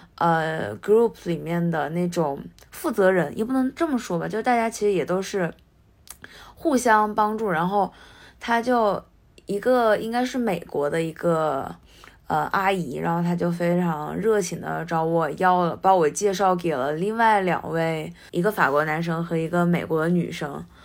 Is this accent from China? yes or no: yes; China; moved away as an adult; now in Japan; 我自己是来自中国，然后现在在日本的大学